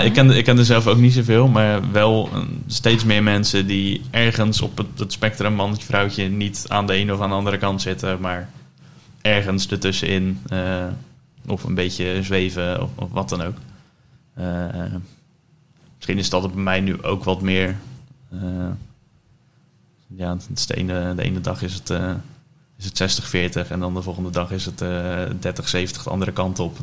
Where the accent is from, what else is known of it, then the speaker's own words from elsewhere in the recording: Dordrecht, South Holland, Netherlands; now in Gouda, Netherlands; geboren in Dordrecht. dus 27 jaar geleden. Ondertussen verhuisd naar het mooie Gouda